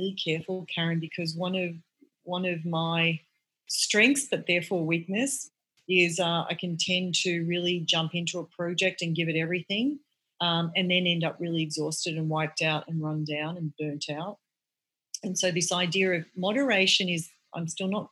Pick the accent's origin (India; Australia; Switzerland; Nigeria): Australia; now in United States; I'm from Australia.